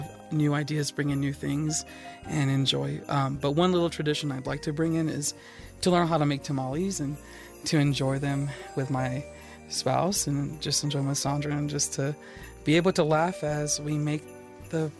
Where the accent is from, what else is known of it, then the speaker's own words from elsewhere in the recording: San Antonio, Texas, United States; Growing up in San Antonio, Texas, I grew up in a home that was very Latin